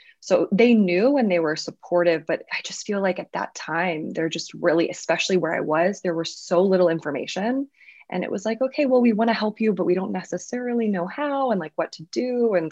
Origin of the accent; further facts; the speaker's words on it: Louisiana, United States; moved away; I grew up in the South